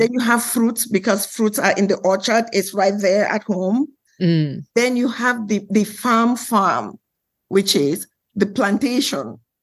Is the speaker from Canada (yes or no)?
no; Cameroon; moved away; also born or lived in Nigeria; I'm from West Africa